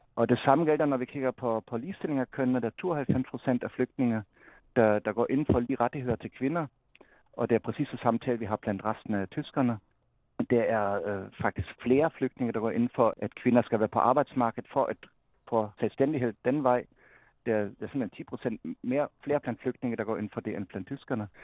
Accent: Germany; moved away; som tysker

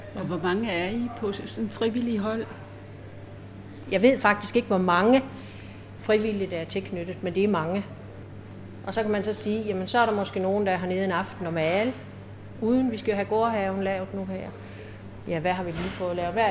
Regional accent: Ørsted, Denmark; jeg er opvokset her i Ørsted

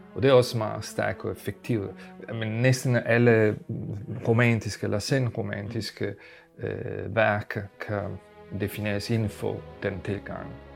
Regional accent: Italy; Danish is a second language; now in Denmark; Jeg kommer fra Italien

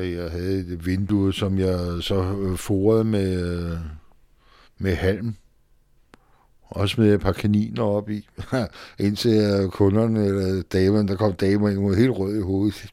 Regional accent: Frederiksberg, Capital Region of Denmark, Denmark; also born or lived in Vesterbro; Jeg kommer i virkeligheden fra Frederiksberg

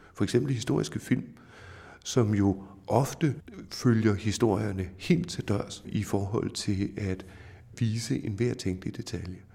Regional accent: Denmark; vi som danskere

